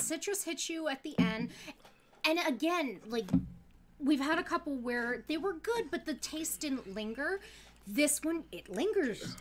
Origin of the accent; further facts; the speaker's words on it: Pennsylvania, United States; also born or lived in Pittsburgh; now in Connecticut, United States; I grew up in Pennsylvania